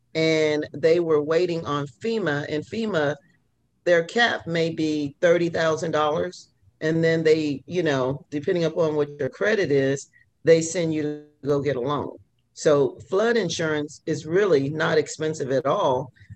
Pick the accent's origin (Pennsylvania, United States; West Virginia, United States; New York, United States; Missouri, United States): Missouri, United States; moved away as an adult; also born or lived in Texas; now in Louisiana, United States; I ended up moving from Missouri to Texas.